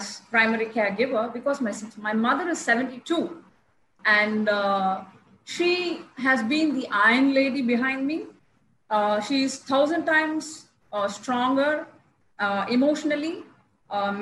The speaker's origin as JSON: {"language": "English", "town": "Chennai", "region": "Tamil Nadu", "country": "India", "said": "I'm from Chennai"}